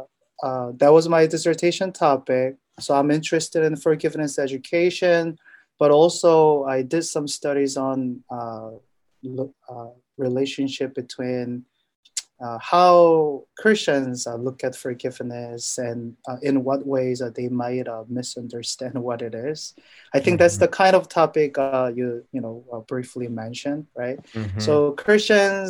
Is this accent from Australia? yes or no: no; South Korea; moved away as an adult; now in United States; I am originally from Korea. I was born and raised in Korea, and I came to the U.S. for education.